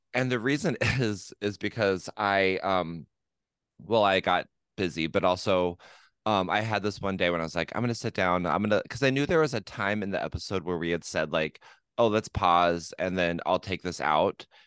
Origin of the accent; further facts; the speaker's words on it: La Grande, Oregon, United States; Le Grand, my hometown where I was born and raised